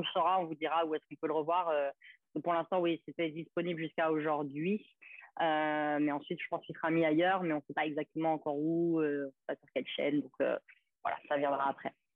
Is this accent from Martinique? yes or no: yes; Gros-Morne, Martinique; j'étais martiniquaise, du Grand Morne